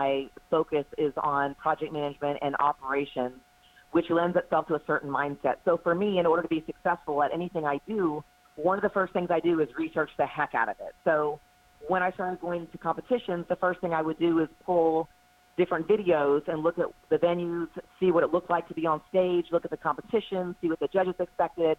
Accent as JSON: {"language": "English", "town": "Houston", "region": "Texas", "country": "United States", "tie": "born or raised there", "moved": "as an adult", "lives_now": "Charlotte, United States", "said": "from Houston, Texas, which is where I grew up, to Charlotte, North Carolina, I moved here for a job in 2012."}